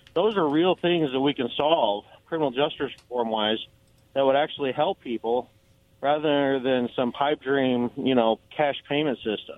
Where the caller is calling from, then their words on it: Kennewick, Washington, United States; All right. … from Kennewick.